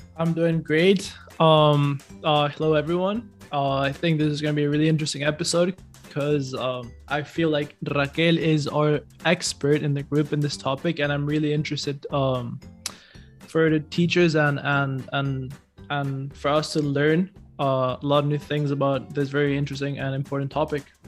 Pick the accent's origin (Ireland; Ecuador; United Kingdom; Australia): Ecuador; I'm from Ecuador